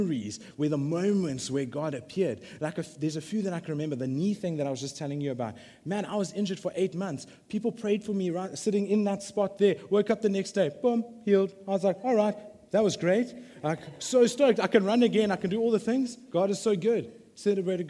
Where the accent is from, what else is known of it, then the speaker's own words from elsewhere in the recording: Durban, KwaZulu-Natal, South Africa; I'm from the Bluff